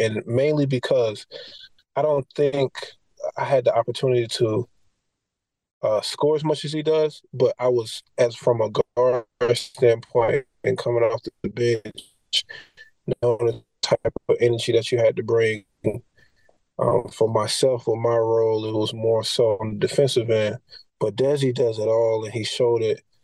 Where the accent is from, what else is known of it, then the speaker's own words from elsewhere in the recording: Florida, United States; moved away; University of Florida just because it's my home state